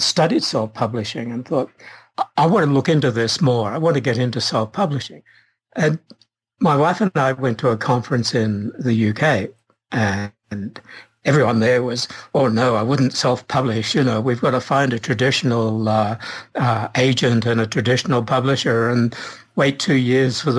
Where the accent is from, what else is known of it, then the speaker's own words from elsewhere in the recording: Australia; moved away as an adult; also born or lived in England; now in California, United States; I'm Australian, and in my teenage years, I wanted to write, but Australia was very acultural, if you like, in those days. And the thought of someone brought up on a farm